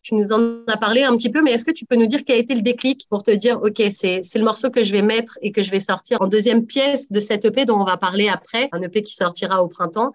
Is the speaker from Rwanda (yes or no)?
no; France; je suis née en France aussi